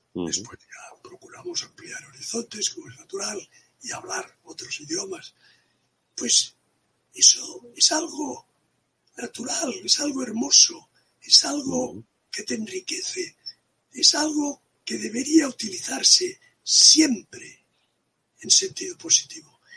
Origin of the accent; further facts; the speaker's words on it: Catalonia, Spain; first language Catalan and Spanish; la catalanidad forma parte de nuestro ser